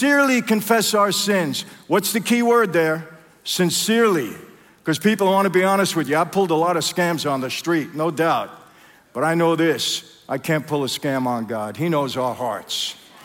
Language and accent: English; New York City, New York, United States; I grew up in Brooklyn.